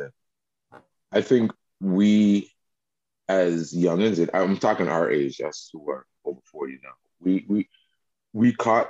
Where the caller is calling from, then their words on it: Montreal, Quebec, Canada; Hi, I'm joining you from Montreal, Little Burgundy, a.k.a. Burgs.